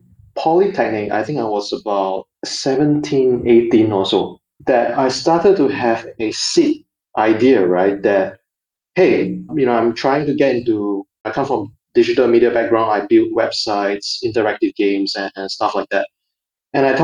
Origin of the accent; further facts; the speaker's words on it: Singapore; growing up in Singapore, it's almost like a bubble of sort